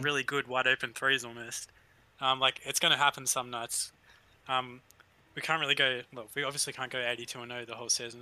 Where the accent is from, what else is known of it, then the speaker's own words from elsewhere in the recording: Australia; accent: Australian; you can probably hear the accent.